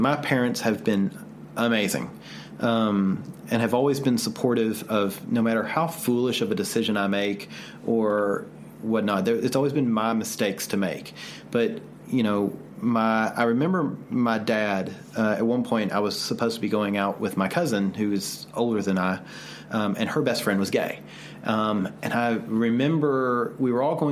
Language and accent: English; the South, United States; growing up in the South